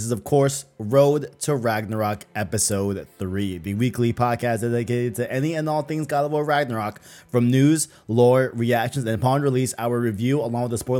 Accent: Arizona, United States; also born or lived in Flushing, Queens, New York; I more so claim Arizona just because I was raised here

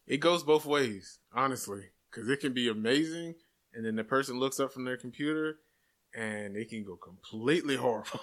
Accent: Jacksonville, Florida, United States; I am from Jacksonville, born and raised

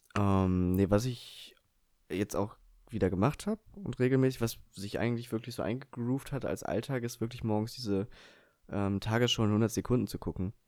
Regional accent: Eifel, Rhineland-Palatinate, Germany; wo ich herkomme. Und da habe ich eben auch gesagt, ja, aus der Eifel

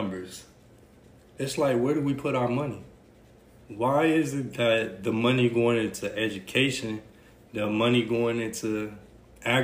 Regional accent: Ridgeway, South Carolina, United States; Winnsboro is a couple minutes from where I grew up at in Ridgeway.

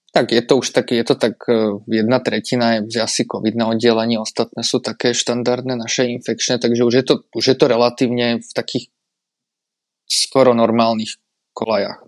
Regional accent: Bratislava, Bratislava Region, Slovakia; moved away as an adult; now in České Budějovice, Czechia; som z Bratislavy

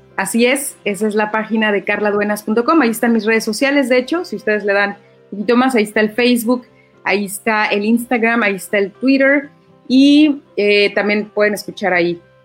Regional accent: Mexico; orgullo de ser mexicana

